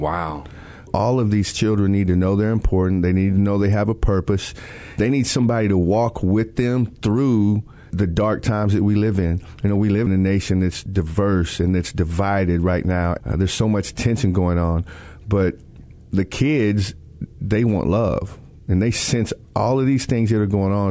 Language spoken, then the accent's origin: English; Texas, United States; I grew up in Texas.